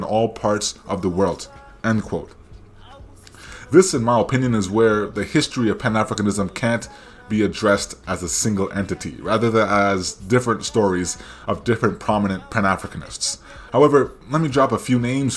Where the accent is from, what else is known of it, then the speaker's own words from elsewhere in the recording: Canada; accent: Anglosphere Canadian; My Anglosphere Canadian accent